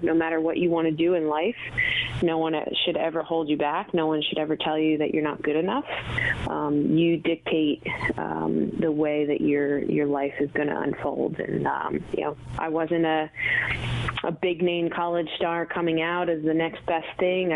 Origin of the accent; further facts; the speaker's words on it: Delran, New Jersey, United States; grew up in Delran, New Jersey, which is a you know, small town